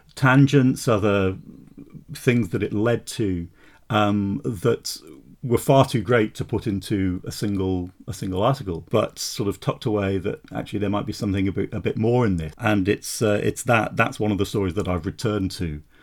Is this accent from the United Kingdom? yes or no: yes; Wolverhampton, West Midlands, United Kingdom; moved away as an adult; now in Edinburgh, United Kingdom; I grew, I grew up in the West Midlands, um, Wolverhampton, but I've been here since Oh, since nineteen eighty-seven, um, I came up as a, as a student, uh, to go to Edinburgh University and, and, and stayed on